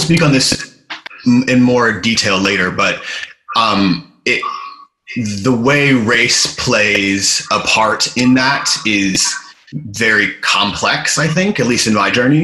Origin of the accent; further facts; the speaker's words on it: United States; moved away as an adult; now in London, United Kingdom; I'm obviously American, but I've been in London for over 10 years now.